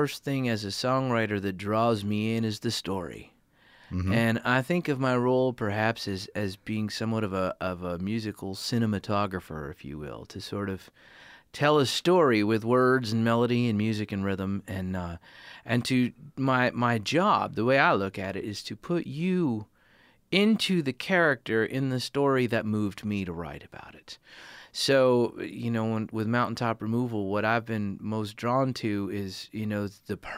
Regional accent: eastern Connecticut, United States; moved away; I grew up in New England. I grew up in eastern Connecticut

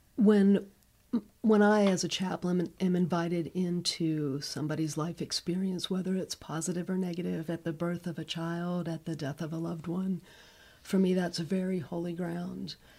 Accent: Northeast Ohio, United States; moved away; I grew up in Northeast Ohio

